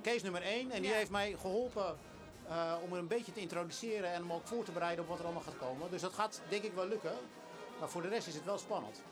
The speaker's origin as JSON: {"language": "Dutch", "area": "West Friesland", "region": "North Holland", "country": "Netherlands", "tie": "born or raised there", "said": "ik ben eh, opgegroeid in West-Friesland"}